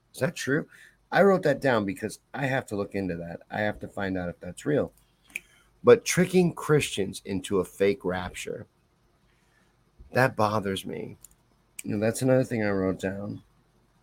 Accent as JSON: {"language": "English", "region": "Kentucky", "country": "United States", "tie": "born or raised there", "said": "I'm from Kentucky. I grew up in Kentucky. Spent most of my developmental years in Kentucky"}